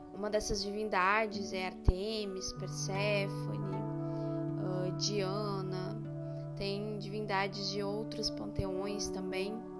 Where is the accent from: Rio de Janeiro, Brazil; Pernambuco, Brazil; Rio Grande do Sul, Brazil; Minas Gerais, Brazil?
Rio Grande do Sul, Brazil; No Rio Grande do Sul a gente trabalha muito com a nação